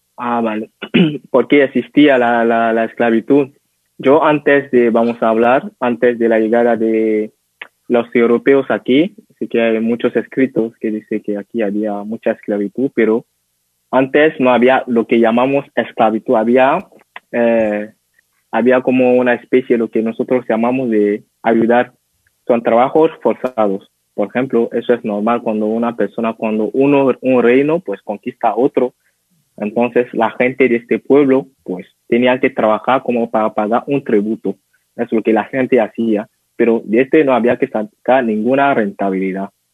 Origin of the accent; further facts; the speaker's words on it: Benin; Spanish is a second language; yo ahora estoy en Benin, nací aquí, en una pequeña ciudad que se llama Gaza.